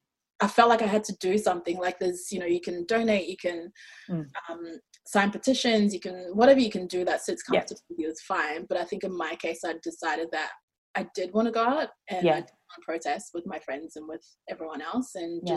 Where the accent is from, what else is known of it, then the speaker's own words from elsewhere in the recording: Australia; accent: Australian; also born or lived in Ghana / New Zealand; Like, I grew up in Ghana, I grew up in New Zealand, and I grew up in Australia. So all those 3 shaped who I am.